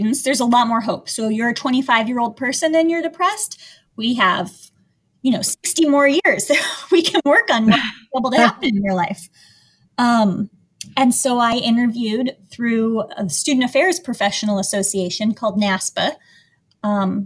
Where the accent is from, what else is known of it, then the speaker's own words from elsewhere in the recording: Evergreen, Colorado, United States; I grew up in a place called Evergreen, Colorado. It's in the mountains outside of Denver